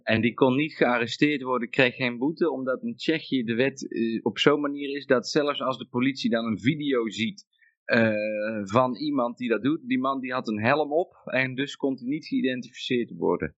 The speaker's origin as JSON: {"language": "Dutch", "country": "Netherlands", "moved": "yes", "said": "ik kom uit Nederland"}